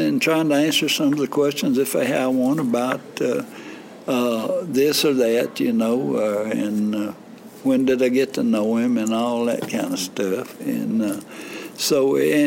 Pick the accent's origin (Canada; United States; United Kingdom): United States; Tupelo, Mississippi; I was born and raised on Adams Street in East Tupelo